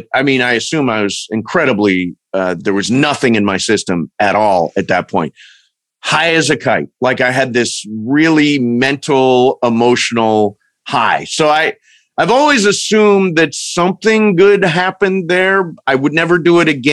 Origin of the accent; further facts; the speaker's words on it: Toledo, Ohio, United States; I'm actually from Toledo, Ohio